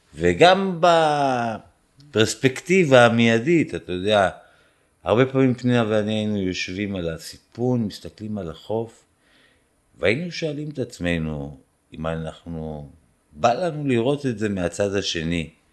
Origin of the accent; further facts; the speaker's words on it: Israel; moved away; אני מישראל, אה, יהודי